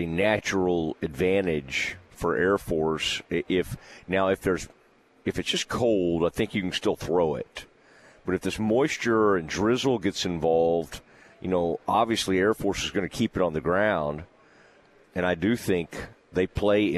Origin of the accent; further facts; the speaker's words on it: Kaufman County, Texas, United States; growing up in Kaufman County, there are a lot of, you know, chores to be done